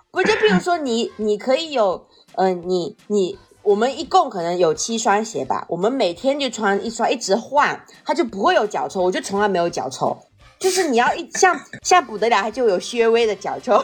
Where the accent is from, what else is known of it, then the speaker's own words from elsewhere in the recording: Fujian, China; 跟我们福建人这么像